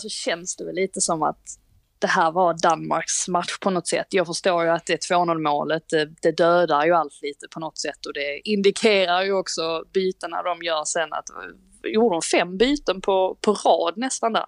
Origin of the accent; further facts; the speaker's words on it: Sweden; Vi är trots allt svenskar